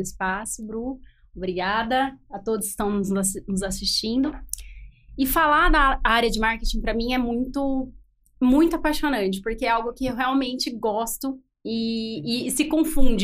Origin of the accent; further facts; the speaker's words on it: Campinas, São Paulo, Brazil; eu sou de Campinas